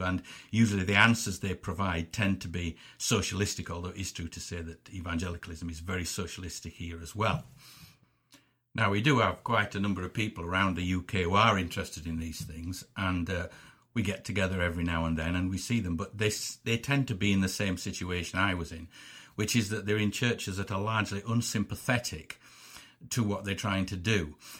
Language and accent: English; England, United Kingdom; I'm an Englishman and I, I'm born, I'm born here and I live here